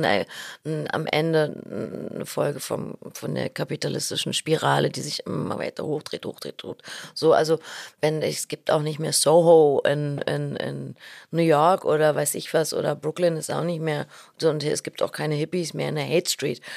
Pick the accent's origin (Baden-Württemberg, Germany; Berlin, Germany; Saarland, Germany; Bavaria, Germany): Berlin, Germany; als Berliner